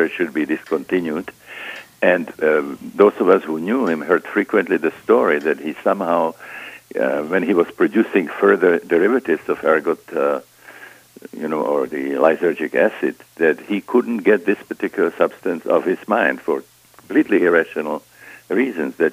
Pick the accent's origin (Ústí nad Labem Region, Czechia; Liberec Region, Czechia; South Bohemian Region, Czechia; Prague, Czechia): Prague, Czechia; moved away as an adult; I was born in Prague, Czechoslovakia.